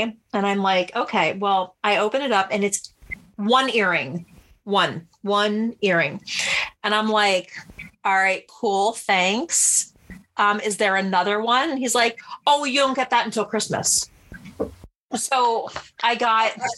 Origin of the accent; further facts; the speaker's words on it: New Jersey, United States; I grew up in New Jersey